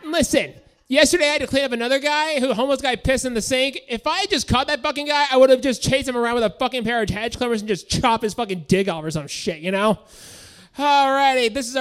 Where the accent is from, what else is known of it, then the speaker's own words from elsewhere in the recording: San Bruno, California, United States; now in Sacramento, United States; I'm from San Bruno